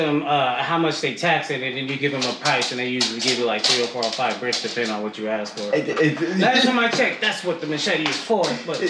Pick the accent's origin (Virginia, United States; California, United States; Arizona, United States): Arizona, United States; Phoenix; also born or lived in Tucson, Arizona; I grew up in Phoenix, I was born in Tucson University.